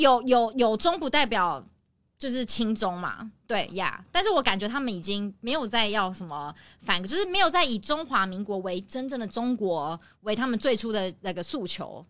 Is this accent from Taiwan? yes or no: yes; Taiwan; 作为台湾人